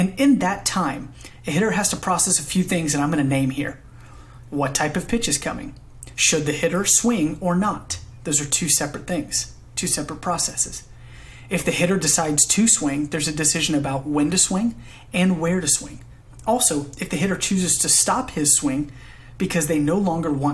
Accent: Alpharetta, Georgia, United States; moved away as an adult; now in Nashville, United States; Originally, I'm from Alpharetta, Georgia, and moved to Nashville, Tennessee in 2016 to further my education

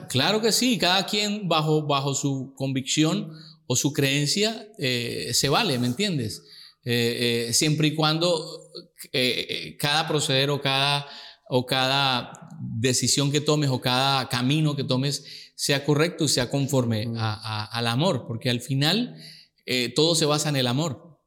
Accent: Girardot, Cundinamarca, Colombia; En Girardot, muy, ahí muy cerca de Bogotá, la capital

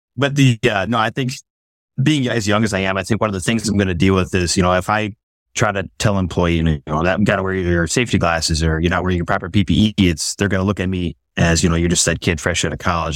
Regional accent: Schofield, Wisconsin, United States; I grew up in Western Wisconsin, um, kind of the smack middle of the state of Wisconsin

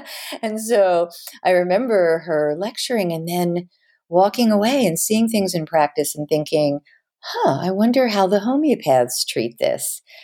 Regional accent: Havertown, Pennsylvania, United States; also born or lived in Philadelphia; I was Born in Philly, scooped back to Havertown, Pennsylvania within a few days, and I grew up in Havertown, right outside of Philly.

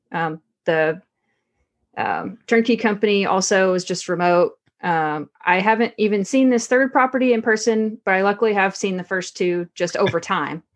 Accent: Texarkana, Arkansas, United States; moved away as an adult; also born or lived in Nebraska; I came from Texarkana, Arkansas originally

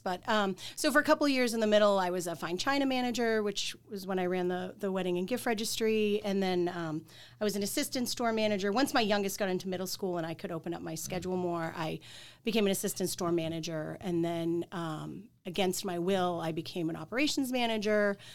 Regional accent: Quincy, Massachusetts, United States; moved away as an adult; also born or lived in Boston; I'm from Quincy

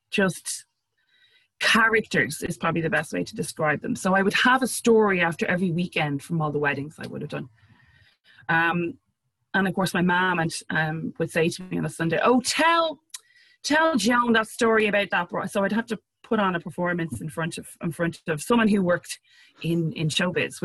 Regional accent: Ireland; being Irish and having a very dry, sarcastic sense of humor

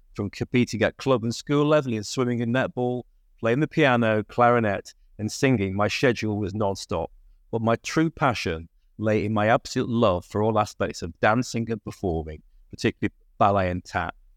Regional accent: Lancashire, North West England, United Kingdom; I'm also from Lancashire

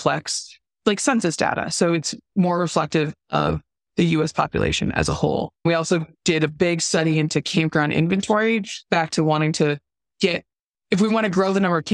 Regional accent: Southern California, United States; I grew up in Southern California

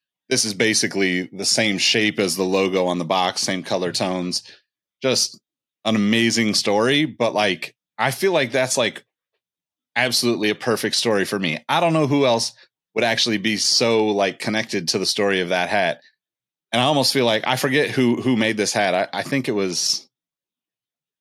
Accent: Sacramento, California, United States; I'm from Sacramento

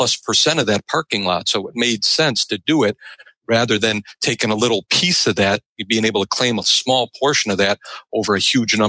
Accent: Cleveland, Ohio, United States; I'm from Cleveland, so we have that really tough winters

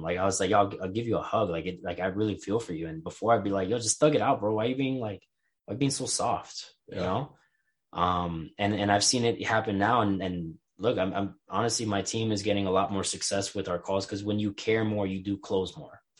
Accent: New York City, New York, United States; growing up in New York

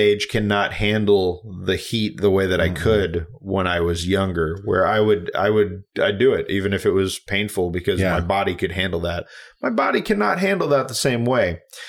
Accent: St. Louis, Missouri, United States; now in Portland, United States; I'm from St. Louis, grew up with all of that. Moved here to the West Coast, specifically Portland

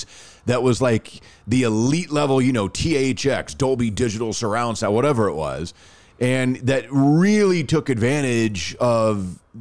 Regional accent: Rockwall, Texas, United States; growing up in Rockwell

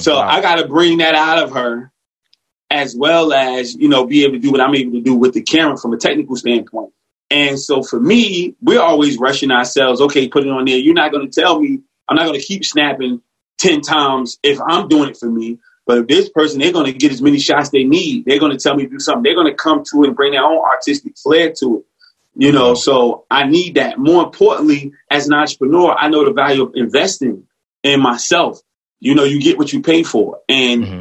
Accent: Newark, New Jersey, United States; grew up in North New Jersey

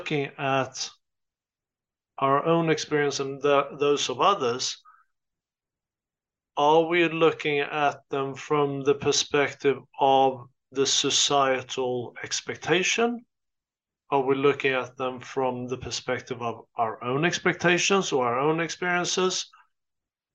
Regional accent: Sweden; moved away as an adult; also born or lived in United States; I grew up in Sweden. I am Swedish. I lived there for the first 22 years of my life.

